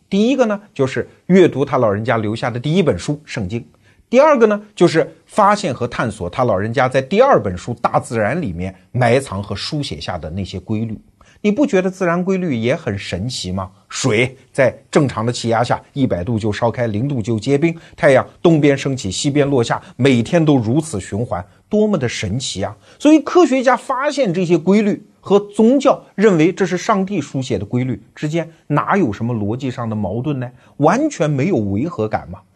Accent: China; 我们中国人

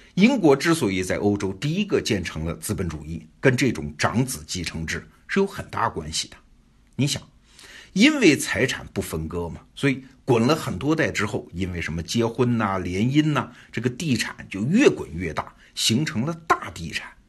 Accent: China; 我们中国人

